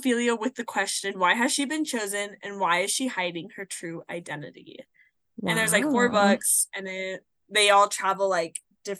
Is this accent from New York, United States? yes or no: no; Phoenix, Arizona, United States; moved away; also born or lived in Idaho; And I was living in Idaho, and it was cold and snowy, and I'm from Phoenix, Arizona.